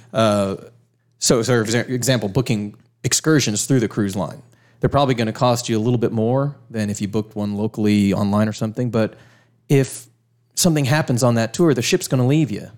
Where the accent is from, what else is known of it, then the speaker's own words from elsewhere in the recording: Miami, Florida, United States; moved away as an adult; also born or lived in Fort Lauderdale, Florida; now in Oconee County, United States; born and raised in Miami, grew up in South Florida.